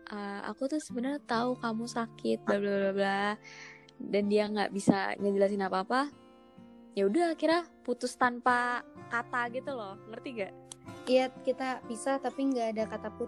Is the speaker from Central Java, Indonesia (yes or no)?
no; West Java, Indonesia; kayak mitosnya nih Jawa sama Sunda nggak boleh ya gue Sunda mama gue Jawa